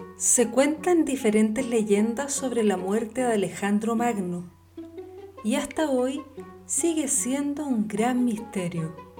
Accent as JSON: {"language": "Spanish", "country": "Chile", "said": "nosotros los chilenos"}